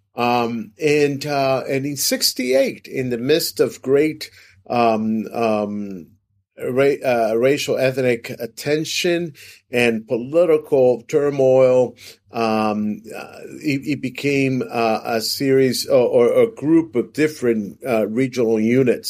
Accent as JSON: {"language": "English", "country": "Venezuela", "tie": "born or raised there", "also_born_or_lived": "Brazil", "moved": "as an adult", "lives_now": "United States"}